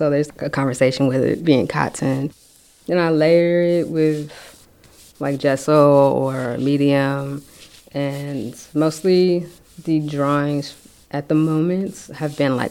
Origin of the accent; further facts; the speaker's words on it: San Francisco, California, United States; Been here, born and raised in San Francisco